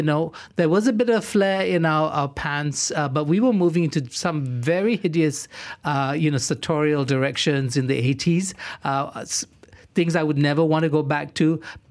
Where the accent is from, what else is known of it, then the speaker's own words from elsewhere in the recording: Singapore; also born or lived in Johor Bahru, Malaysia; now in Malaysia; I grew up in Singapore. I spent my teenage years in Singapore.